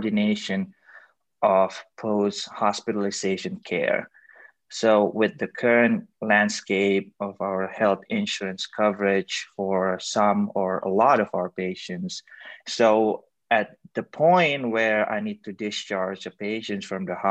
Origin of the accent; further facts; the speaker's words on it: Indonesia; moved away as an adult; also born or lived in China; now in United States; I was born and raised in Indonesia. Then I went to China for my medical school before coming to the United States to complete my residency in internal medicine